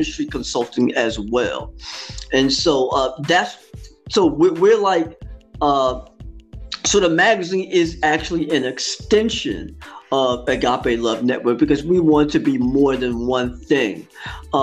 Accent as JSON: {"language": "English", "town": "East Orange", "region": "New Jersey", "country": "United States", "tie": "born or raised there", "said": "I'm from New Jersey, born and raised in the East Orange school system in which I grew up in."}